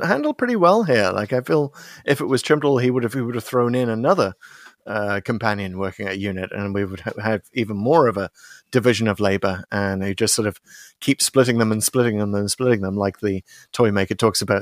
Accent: United Kingdom; now in United States; coming to America as a Brit

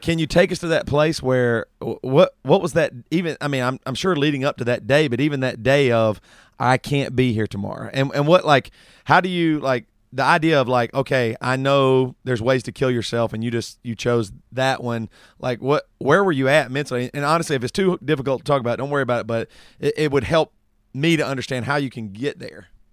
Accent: the South, United States; growing up in the South

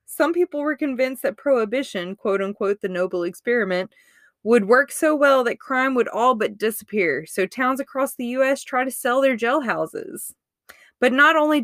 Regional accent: Mississippi, United States; Born and raised in Mississippi

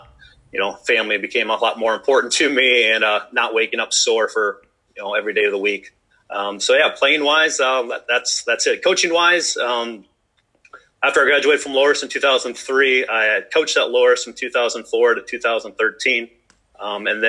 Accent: Darlington, Wisconsin, United States; moved away as an adult; now in Iowa, United States; I'm originally from the great state of Wisconsin. I grew up in Darlington, Wisconsin. I graduated there in 1999.

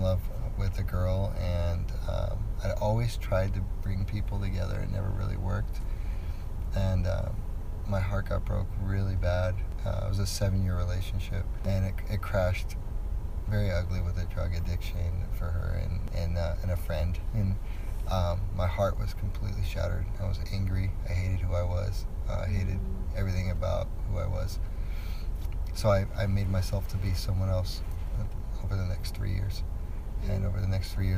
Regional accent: Southern California, United States; also born or lived in Denver, Colorado; now in Washougal, United States; I was born in Denver, Colorado, but as young as I can remember, I was raised in Southern California

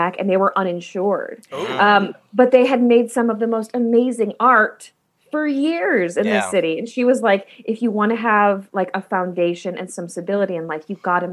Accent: Milwaukee, Wisconsin, United States; now in Los Angeles, United States; I'm from Milwaukee. I'm from the big city in Wisconsin, which is Milwaukee.

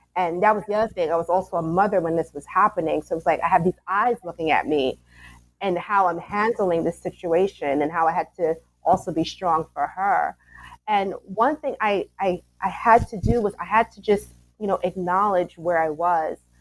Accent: New York City, New York, United States; moved away as an adult; now in New Jersey, United States; I'm originally from Brooklyn, New York, and my elementary school is named after Langston Hughes.

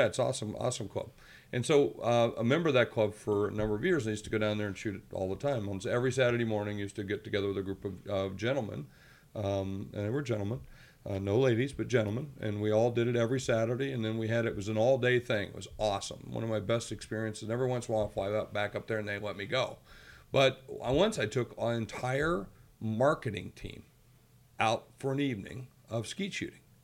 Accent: Georgia, United States; moved away; where I grew up down in Georgia

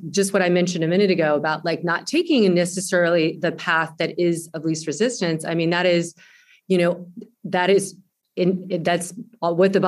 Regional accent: the South, United States; I grew up in the South

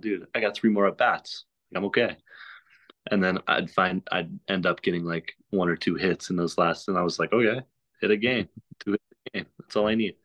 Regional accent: Oxford, Mississippi, United States; I'm from Oxford, so Ole Miss is, like, right next to my home

